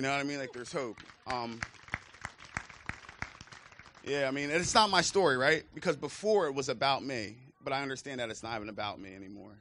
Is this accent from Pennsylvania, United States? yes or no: yes; Chester County, Pennsylvania, United States; moved away as an adult; also born or lived in Bucks County, Pennsylvania; I'm originally from Chester County, PA.